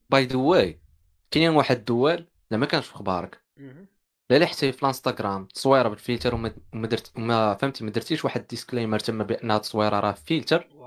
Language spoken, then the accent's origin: Arabic; Morocco; حنا حنا مغاربه